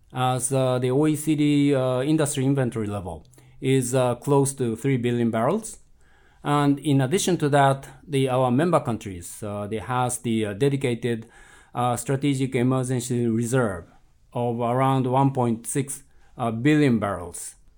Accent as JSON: {"language": "English", "country": "Japan", "moved": "yes", "said": "in my home country, Japan"}